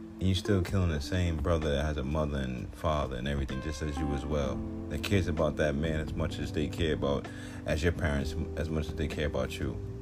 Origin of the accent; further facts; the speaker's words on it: New York City, New York, United States; I'm from the hood, Southside Jamaica, Queens. So, growing up in Southside, a lot of gang activity